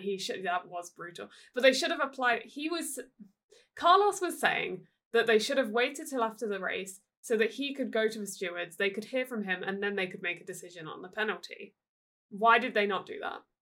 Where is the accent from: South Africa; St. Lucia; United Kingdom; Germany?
United Kingdom; I'm British